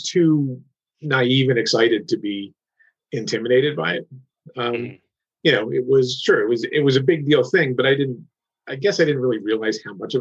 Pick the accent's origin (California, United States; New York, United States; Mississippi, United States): New York, United States; Kingston; I had worked at the Daily newspaper in Kingston, New York, my hometown, since I was like 18